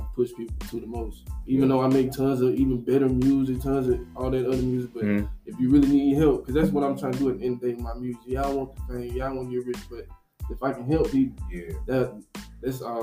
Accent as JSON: {"language": "English", "town": "Nashville", "region": "Tennessee", "country": "United States", "said": "I'm an artist from East Nashville, Tennessee"}